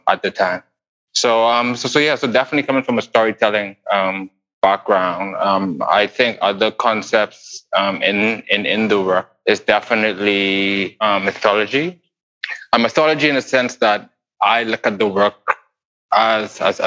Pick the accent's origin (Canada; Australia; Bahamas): Bahamas; I grew up in the Bahamas